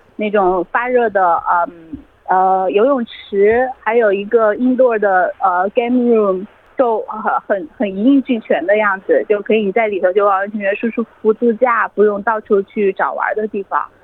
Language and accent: Chinese; China; now in Australia; 我们中国人